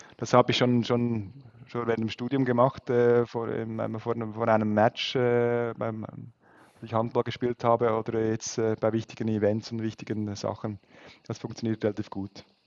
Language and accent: German; Switzerland; als Schweizer